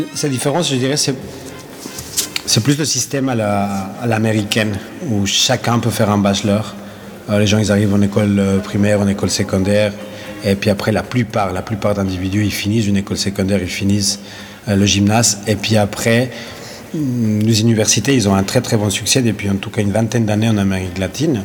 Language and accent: French; Ecuador; now in Lausanne, Switzerland; Mon pays d'origine est euh, l'Équateur.